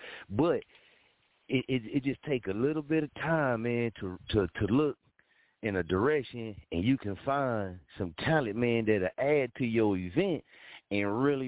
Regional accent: Muskogee, Oklahoma, United States; moved away; I'm talking about Muskogee. Especially when you got people that got ties to your city

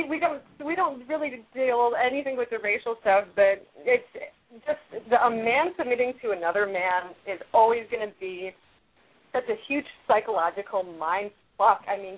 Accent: Detroit, Michigan, United States; I was born and raised in Detroit

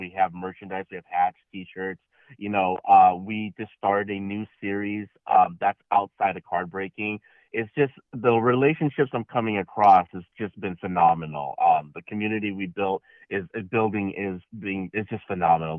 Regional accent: Chicago, Illinois, United States; moved away; I'm originally from Chicago

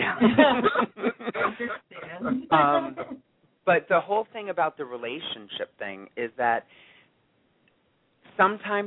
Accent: Otego, New York, United States; moved away as an adult; now in New York City, United States; I'm originally from a small town called Otigo, which is right outside of Oneonta, so I just say I'm from Oneonta.

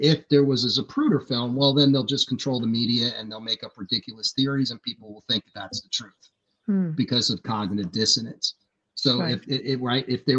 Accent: United States; as American citizens, as Americans

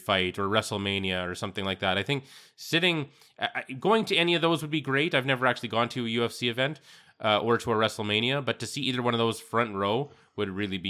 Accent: Saskatchewan, Canada; I'm from Saskatchewan

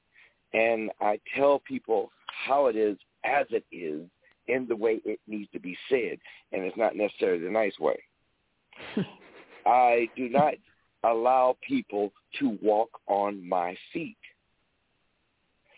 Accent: the South, United States; I was raised in the South, which was, back in those days, a solid South, a Democratic state.

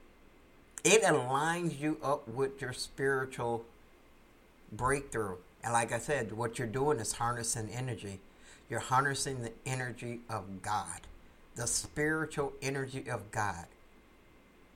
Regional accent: United States; USA, United States, my home country

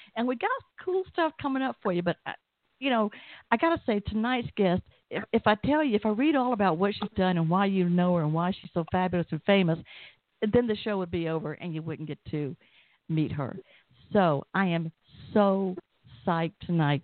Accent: Atlanta, Georgia, United States; you can probably tell I'm from Atlanta

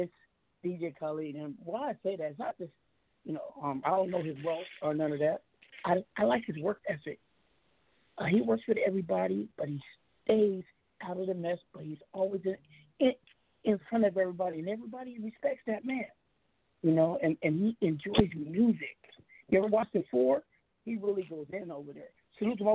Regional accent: Seattle, Washington, United States; I'm from the West Coast. I'm from Seattle

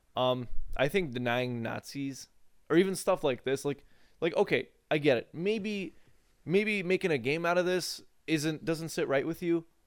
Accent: United States; we as the American people

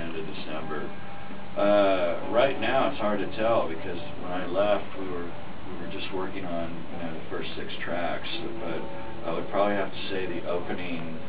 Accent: Dallas, Texas, United States; Dallas, that's my hometown

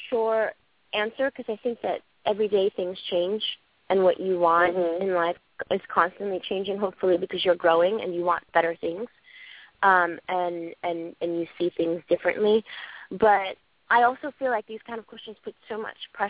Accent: New York City, New York, United States; I'm from Brooklyn.

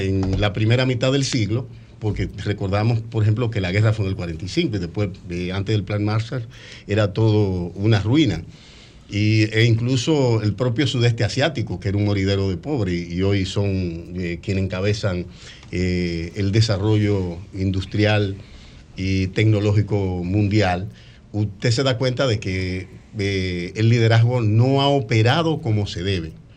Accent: Dominican Republic; moved away as an adult; now in Orlando, United States

